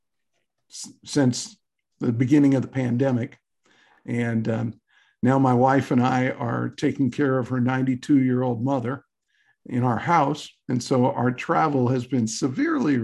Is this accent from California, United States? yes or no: yes; Southern California, United States; moved away as an adult; also born or lived in Montana; I grew up in Southern California, the son of a World War II veteran and my mother